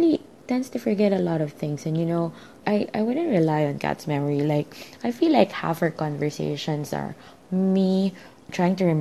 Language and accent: English; Philippines; I'm a Filipino reader